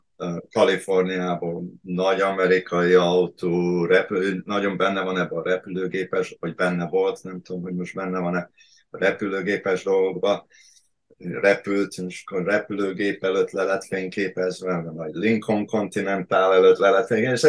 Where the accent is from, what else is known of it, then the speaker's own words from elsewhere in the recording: Pécs, Baranya, Hungary; moved away as an adult; also born or lived in Connecticut, United States / New Jersey, United States / Orange County, California, United States; now in Hawaii, United States; én Pécsi vagyok eredetileg